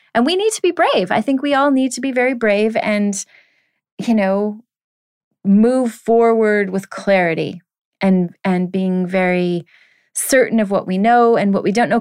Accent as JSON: {"language": "English", "country": "Canada", "said": "being that I am a Canadian"}